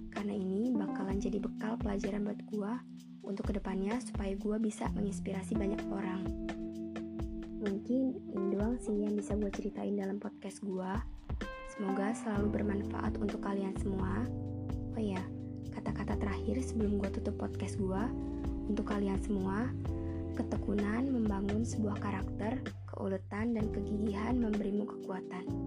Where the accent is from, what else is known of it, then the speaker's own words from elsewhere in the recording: Bandar Lampung, Lampung, Indonesia; Gue lahir di kota Bandar Lampung, tanggal 30 April 2003. Gue tinggal di Bandar Lampung